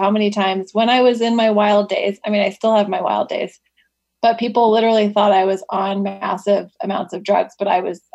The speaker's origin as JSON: {"language": "English", "town": "Wichita", "region": "Kansas", "country": "United States", "tie": "born or raised there", "said": "I was born in Wichita, Kansas"}